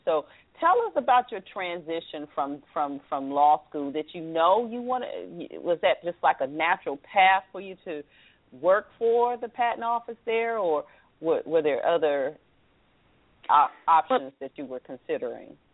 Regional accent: the South, Southern United States, United States; accent: Southern; now in Washington, D.C. area, United States; Proud of my Southern accent

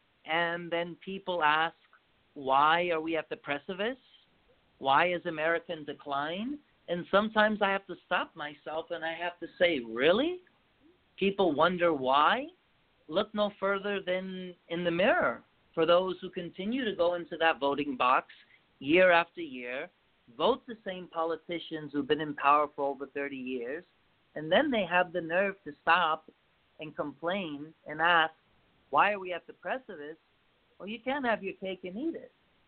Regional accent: United States; it's about time we, as American people, call it for as we see it

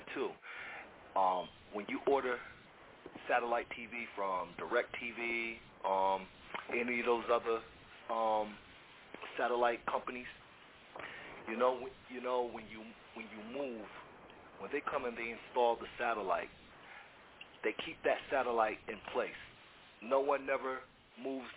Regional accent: Florida, United States; now in central New York, United States; I grew up in Florida, spent half of my childhood there

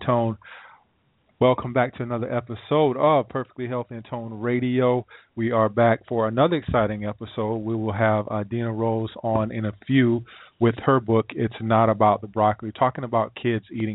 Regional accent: South Carolina, United States; I'm from South Carolina

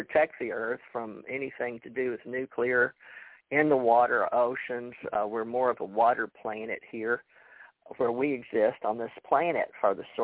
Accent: Houston, Texas, United States; I was raised in Houston

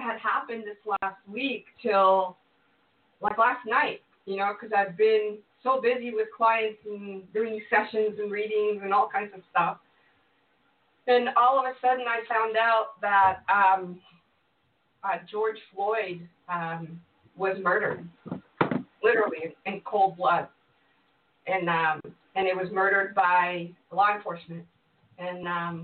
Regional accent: Mexico; moved away; I was raised in Mexico

